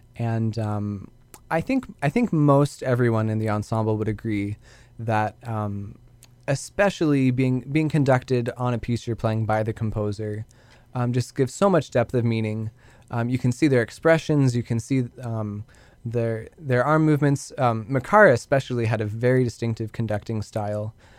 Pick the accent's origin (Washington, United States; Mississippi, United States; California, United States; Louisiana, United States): Washington, United States; Spokane; growing up in Spokane, going here to Whitworth in Spokane